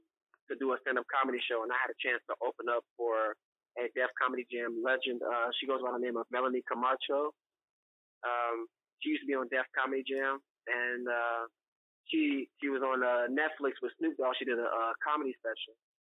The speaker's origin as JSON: {"language": "English", "town": "Cincinnati", "region": "Ohio", "country": "United States", "moved": "as an adult", "said": "The biggest sacrifice I made was when I was 19, and I moved from Cincinnati. And the way I did that, I left in silence."}